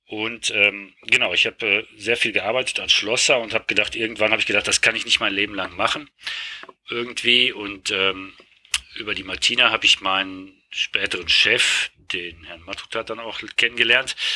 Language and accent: German; Hagen, North Rhine-Westphalia, Germany; Also ich bin, äh, ursprünglich komme ich aus Hagen und nicht aus Oberhausen.